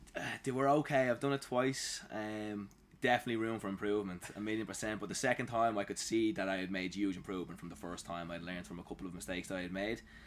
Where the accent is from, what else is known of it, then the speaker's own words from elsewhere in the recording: Dublin, Leinster, Ireland; I was born and raised in Dublin